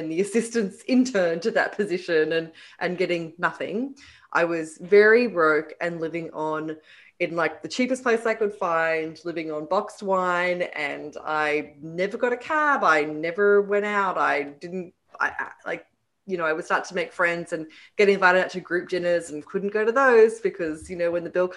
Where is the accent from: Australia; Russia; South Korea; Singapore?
Australia; Sydney, New South Wales; moved away as an adult; now in New York, United States; Sydney is my hometown.